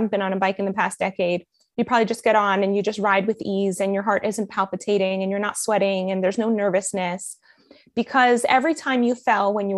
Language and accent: English; Miami, Florida, United States; accent: American; moved away as an adult; also born or lived in Colombia; now in Israel; I have such a good American accent when I speak in English because I mostly grew up in Miami.